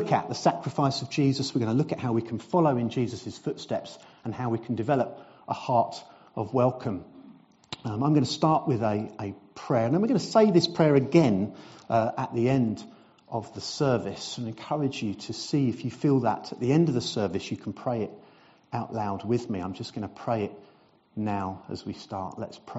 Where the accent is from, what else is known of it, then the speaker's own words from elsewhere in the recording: South East England, United Kingdom; moved away as an adult; now in Brentwood, United Kingdom; Now, 30 years ago, almost to the day, I arrived in Sawyers Hall Lane. I came from Surrey. I have now been an Essex boy for 30 years, 30th anniversary.